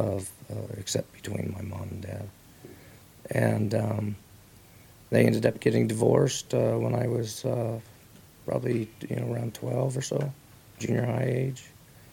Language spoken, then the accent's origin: English; Oregon, United States; now in Alaska, United States; I was born and raised in Oregon.